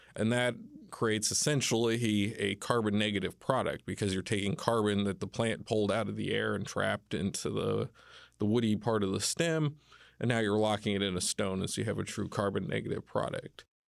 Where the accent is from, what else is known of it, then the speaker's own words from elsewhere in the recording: Indiana, United States; moved away as an adult; also born or lived in Kentucky; I grew up in Indiana, was born in Kentucky